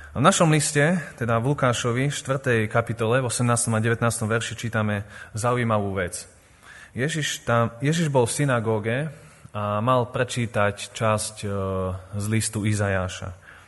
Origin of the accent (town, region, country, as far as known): Revúca, Banská Bystrica Region, Slovakia; born or raised there; also born or lived in Vojvodina, Serbia